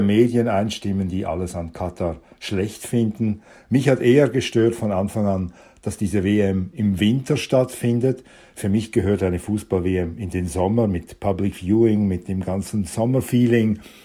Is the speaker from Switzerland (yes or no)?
yes; Switzerland; meine Heimat